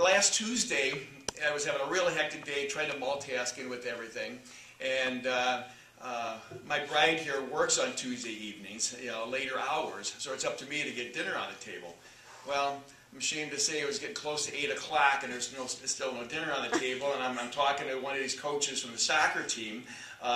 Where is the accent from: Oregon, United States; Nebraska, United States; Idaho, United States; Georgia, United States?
Nebraska, United States; Omaha; I was born and raised in Omaha, Nebraska